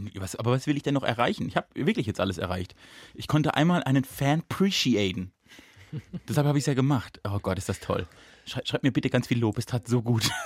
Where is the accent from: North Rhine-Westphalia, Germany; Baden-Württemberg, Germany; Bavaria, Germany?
Baden-Württemberg, Germany; Rastatt; Ich bin in Rastatt geboren